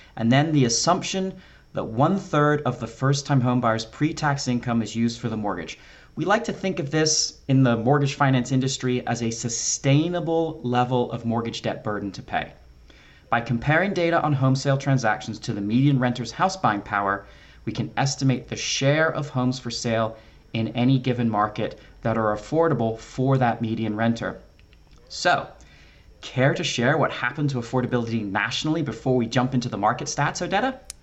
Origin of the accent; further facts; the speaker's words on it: Philadelphia, Pennsylvania, United States; being from Philadelphia